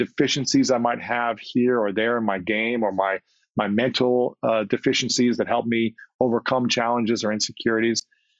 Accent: Ohio, United States; I'll speak for my case as a man growing up in Ohio playing sports.

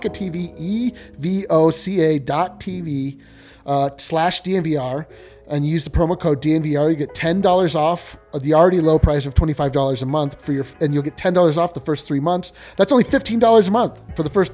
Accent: Fort Collins, Colorado, United States; I am from Fort Collins, Colorado.

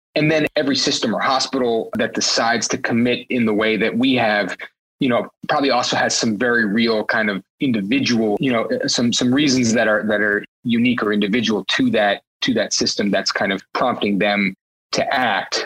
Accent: New York City, New York, United States; born or raised there

